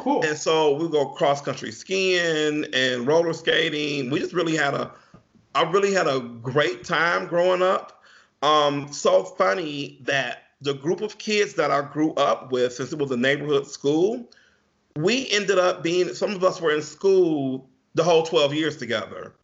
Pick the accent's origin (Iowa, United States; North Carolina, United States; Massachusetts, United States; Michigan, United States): Michigan, United States; Pontiac; also born or lived in Bloomfield, Michigan; I grew up in Pontiac, Michigan, which is about 10 minutes away from where I live at now